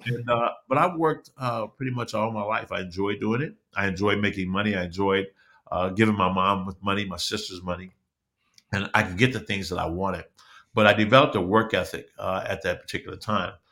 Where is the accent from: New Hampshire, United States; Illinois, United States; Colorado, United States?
Illinois, United States; Chicago; I'm born and raised in Chicago